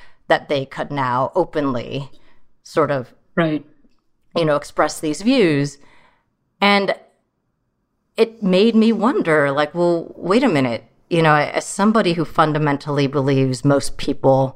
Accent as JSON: {"language": "English", "town": "San Jose", "region": "California", "country": "United States", "tie": "born or raised there", "also_born_or_lived": "Troy, Michigan", "second_language": "English", "said": "growing up in San Jose"}